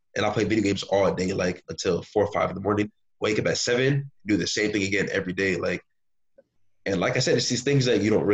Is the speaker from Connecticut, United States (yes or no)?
yes; Bridgeport, Connecticut, United States; growing up in Connecticut in Bridgeport